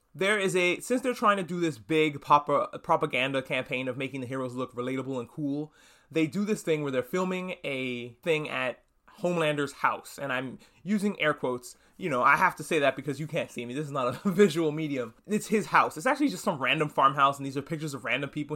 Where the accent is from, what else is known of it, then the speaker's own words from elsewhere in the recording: New York City, New York, United States; moved away as an adult; I'm a New Yorker, or formerly a New Yorker. I grew up there, and I lived there until recently